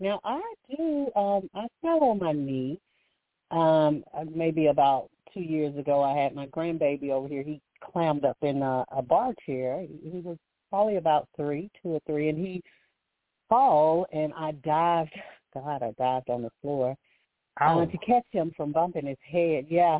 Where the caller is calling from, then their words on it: Alabama, United States; I'm calling from Alabama.